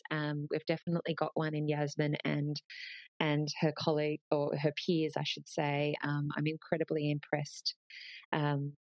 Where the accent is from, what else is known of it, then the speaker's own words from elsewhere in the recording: Australia; You know, we're really passionate about being Australian